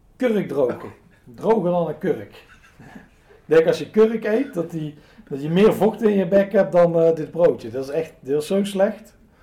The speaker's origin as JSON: {"language": "Dutch", "country": "Netherlands"}